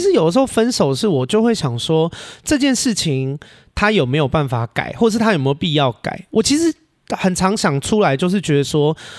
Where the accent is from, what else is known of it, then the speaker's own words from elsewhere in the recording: Xindian, New Taipei, Taiwan; moved away as an adult; also born or lived in Australia; now in Taichung, Taiwan; 我是新北人，嗯。我在新店长大的，是。然后我，呃，到三十岁前都一直住在台北，然后去年去了澳洲八个月打工度假，哦。回来了以后现在住台中